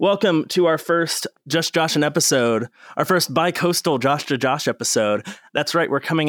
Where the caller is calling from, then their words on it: West Virginia, United States; I'm recording from West Virginia, so if there's any delays, please note that the internet is not great here now.